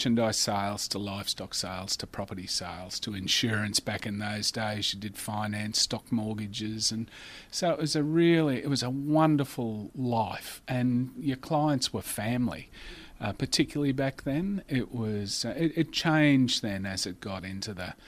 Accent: Warwick, Queensland, Australia; moved away as an adult; now in Rockhampton, Australia; born and bred in Warwick, on the Southern Downs

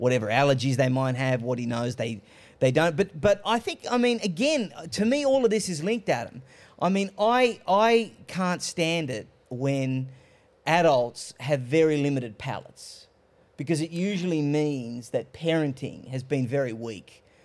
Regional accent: Australia; I was born in Australia, but I'm of Greek heritage.

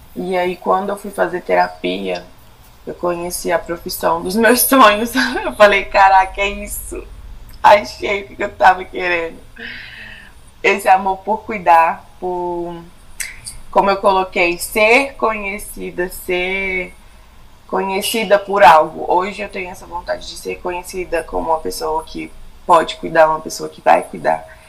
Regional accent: Brasília, Federal District, Brazil; sou aqui de Brasília, nascida e criada aqui.

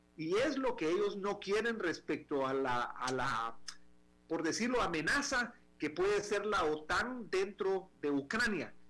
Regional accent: Guatemala; moved away; en Guatemala, que era mi país de origen

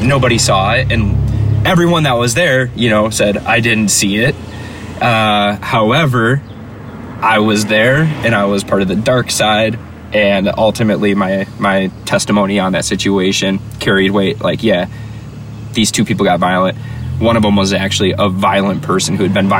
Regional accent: Chicago, Illinois, United States; I'm from Chicago

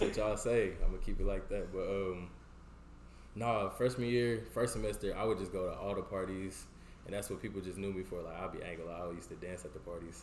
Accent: Houston, Texas, United States; moved away; I grew up like North Houston

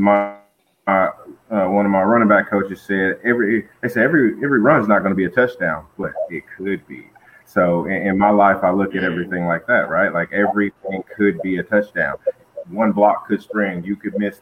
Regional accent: Flint, Michigan, United States; moved away; also born or lived in Albuquerque, New Mexico; I was born and raised in Flint, Michigan

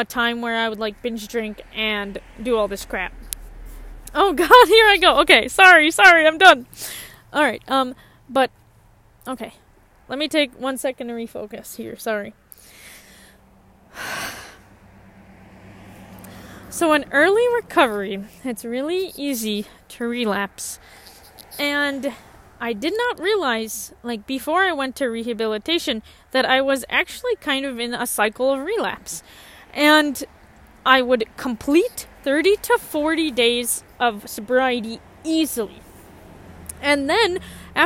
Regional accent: Columbia Heights, Minnesota, United States; moved away as an adult; now in Bemidji, United States; I grew up in a suburb around Minneapolis. I grew up in Columbia Heights

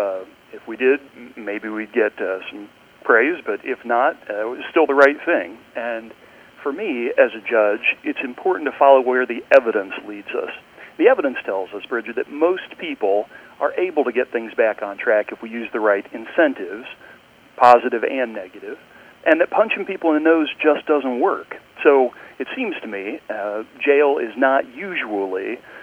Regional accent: Richmond, Indiana, United States; I grew up in Richmond, but we were so far east, we only got Ohio TV

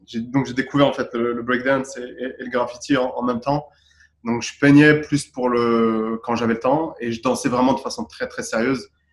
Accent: Boulogne-Billancourt, Île-de-France, France; moved away; also born or lived in Gabès, Tunisia / Dubai, United Arab Emirates; j'ai grandi à Boulogne-Billancourt à Paris

